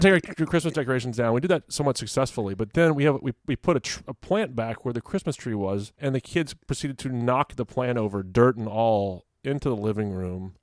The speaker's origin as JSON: {"language": "English", "town": "Fredericksburg", "region": "Virginia", "country": "United States", "tie": "born or raised there", "moved": "yes", "said": "my hometown of Fredericksburg, V"}